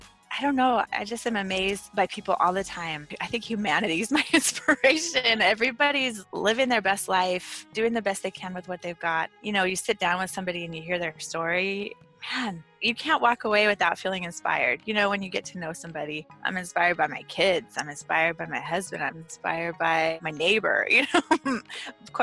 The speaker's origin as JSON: {"language": "English", "region": "Central Florida", "country": "United States", "tie": "born or raised there", "moved": "yes", "lives_now": "Houston, United States", "said": "I grew up in Central Florida."}